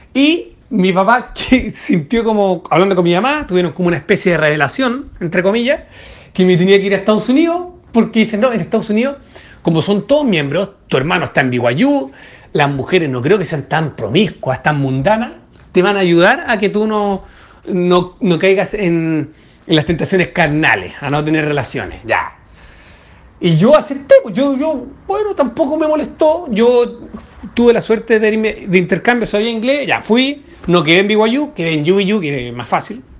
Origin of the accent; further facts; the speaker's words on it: Chile; soy de Chile